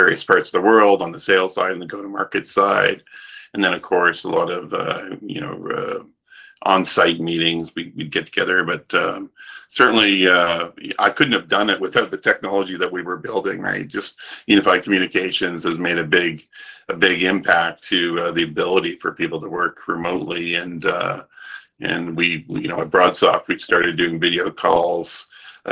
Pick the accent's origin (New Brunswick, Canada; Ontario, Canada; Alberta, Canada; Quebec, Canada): New Brunswick, Canada; Woodstock; moved away as an adult; also born or lived in Toronto; We grew up in a dairy farm in East Coast Canada, in a little town called Woodstock, New Brunswick